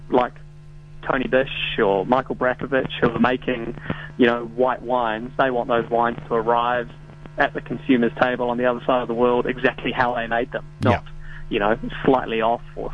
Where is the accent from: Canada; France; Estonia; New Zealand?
New Zealand; being a Kiwi